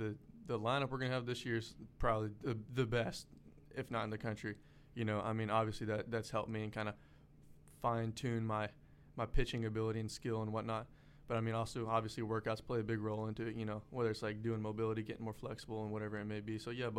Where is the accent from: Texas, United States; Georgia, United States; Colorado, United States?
Texas, United States; Houston; moved away as an adult; now in Louisiana, United States; I'm from Houston.